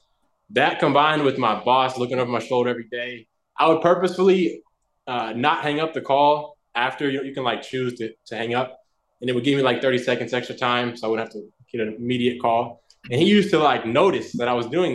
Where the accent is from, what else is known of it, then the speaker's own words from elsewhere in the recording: Nelsonville, Ohio, United States; moved away as an adult; now in California, United States; I'm actually from Nelsonville, Ohio. It's a small town